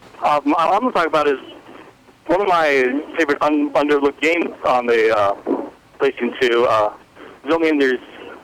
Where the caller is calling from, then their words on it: Austin, Texas, United States; I'm calling from Austin, Texas.